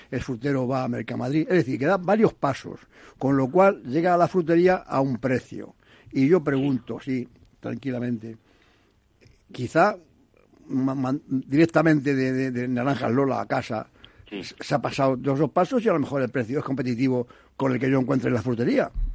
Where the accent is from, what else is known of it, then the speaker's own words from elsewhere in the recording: Toledo, Castilla-La Mancha, Spain; Es que yo me criado en Toledo, soy eh, mm, toledano